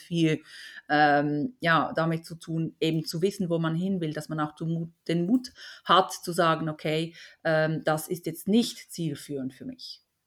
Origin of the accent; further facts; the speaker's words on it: Basel, Switzerland; hier aus der Region Basel, wo ich herkomme